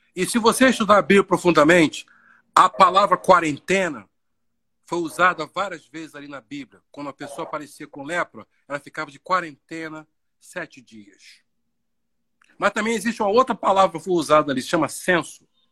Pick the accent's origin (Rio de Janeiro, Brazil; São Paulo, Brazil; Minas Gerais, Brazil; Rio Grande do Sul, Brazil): Rio de Janeiro, Brazil; Baixada Fluminense; moved away as an adult; de onde eu vim, da Baixada